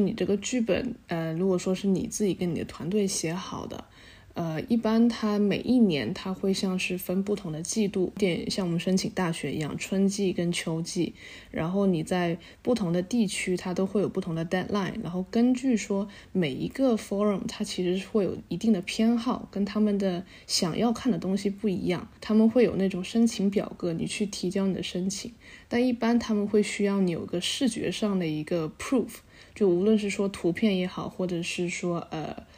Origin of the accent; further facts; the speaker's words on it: Guangdong, China; moved away as an adult; also born or lived in United States; 我是潮汕人，然后本身潮汕有很比较浓厚的宗族文化